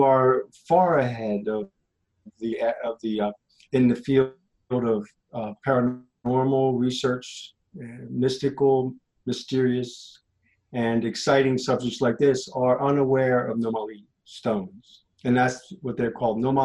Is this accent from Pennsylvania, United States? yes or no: yes; Lancaster, Pennsylvania, United States; I'm from Lancaster, Pennsylvania, LAPA